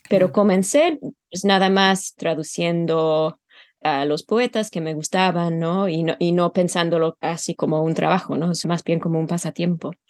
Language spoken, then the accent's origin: Spanish; Utah, United States; born there; also born or lived in England; Yo nací en Utah, sí, es una historia un poco complicada, pero mi papá era de Utah y mi mamá es inglesa.